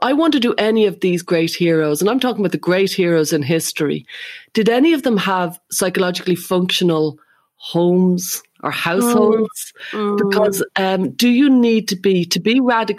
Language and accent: English; Ireland; as an Irish person